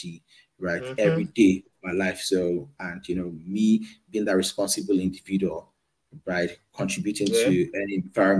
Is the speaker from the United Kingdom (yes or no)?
no; Nigeria; moved away; I'm from Nigeria.